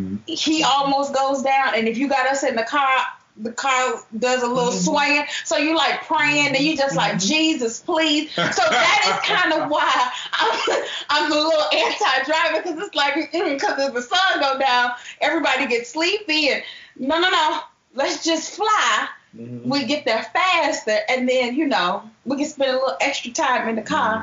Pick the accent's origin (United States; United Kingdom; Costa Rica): United States; Chicago, Illinois; I did spend a lot of my time in the South. I spent summers in Memphis. The thing is that I'm from Illinois, Chicago.